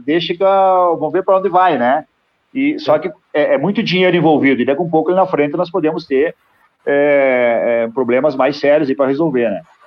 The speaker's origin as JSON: {"language": "Portuguese", "region": "Rio Grande do Sul", "country": "Brazil", "lives_now": "Passo Fundo, Brazil", "said": "eu moro em Passo Fundo, né? Sou do Rio Grande do Sul."}